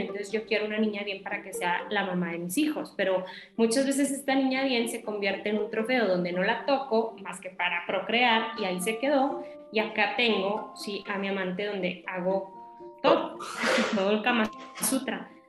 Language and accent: Spanish; Torreón, Coahuila, Mexico; Yo soy de Torreón, Coahuila, entonces es también acá en el norte y es como una ciudad chica